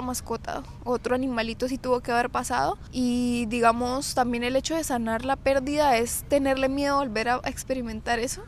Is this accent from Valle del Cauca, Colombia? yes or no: no; Bucaramanga, Santander, Colombia; nosotros somos de Colombia